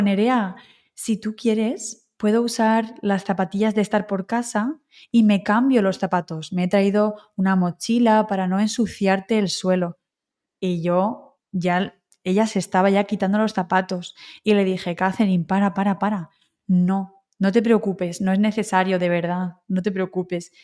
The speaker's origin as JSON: {"language": "Spanish", "town": "Alicante", "region": "Valencian Community", "country": "Spain", "also_born_or_lived": "Wrocław, Poland", "said": "tú has estado en mi ciudad, ¿no? Has estado en Alicante."}